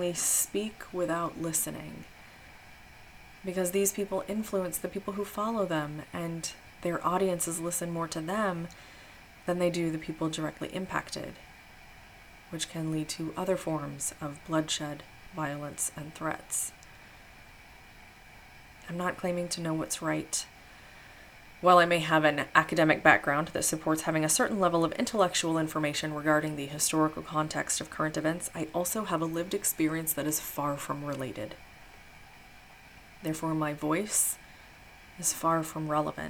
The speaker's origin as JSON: {"language": "English", "region": "Midwest", "country": "United States", "tie": "born or raised there", "said": "I grew up in the Midwest and was raised Christian"}